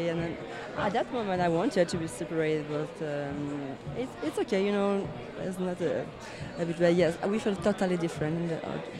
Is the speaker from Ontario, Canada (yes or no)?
no; Chicoutimi, Quebec, Canada; accent: French accent; first language French; English is a second language; moved away as an adult; now in Montreal, Canada; But I lived my first 26 years in the city named Chicoutimi, with 5 hours in the north of Montreal. Everybody speaks French only.